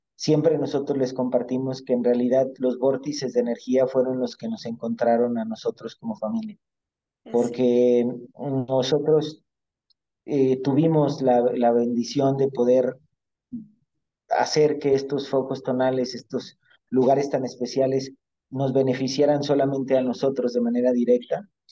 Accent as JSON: {"language": "Spanish", "country": "Mexico", "tie": "born or raised there", "said": "yo a mí me tocó nacer en México, yo soy mexicano"}